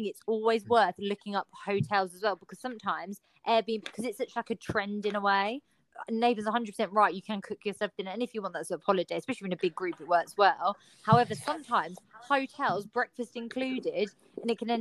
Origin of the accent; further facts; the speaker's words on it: United Kingdom; going on holiday as a Brit